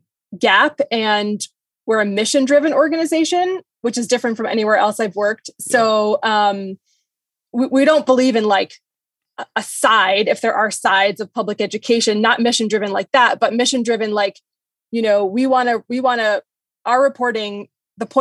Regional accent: New Hampshire, United States; moved away as an adult; now in Denver, United States; I'm not from Colorado. I'm from New Hampshire. Okay. And after college, I took a job at my hometown newspaper.

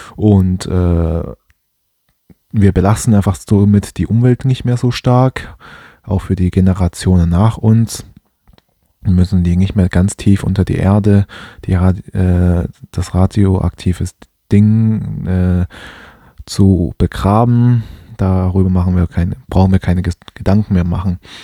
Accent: Germany; Ich bin hier in Deutschland groß geworden

